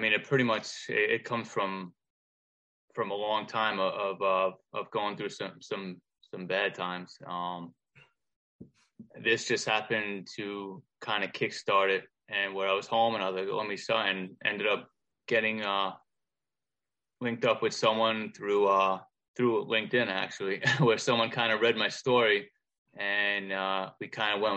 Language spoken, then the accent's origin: English; Long Island, New York, United States; I was born and raised on Long Island